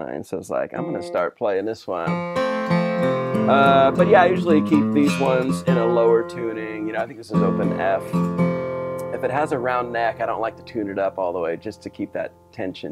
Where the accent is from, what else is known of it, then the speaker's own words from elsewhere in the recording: California, United States; I'm from California